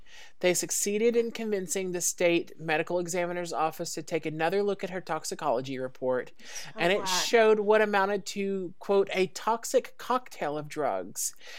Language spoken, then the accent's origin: English; the South, United States; we are from the South